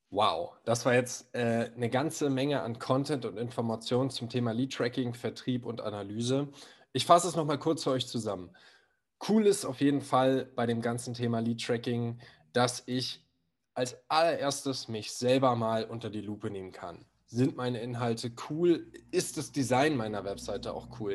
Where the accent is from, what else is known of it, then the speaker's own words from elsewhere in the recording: Berlin, Germany; ich komme aus Berlin